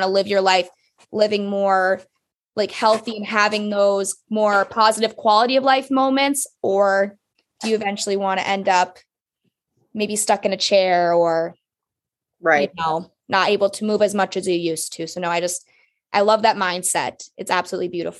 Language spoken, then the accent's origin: English; Upper Peninsula of Michigan, United States; I'm from the Upper Peninsula of Michigan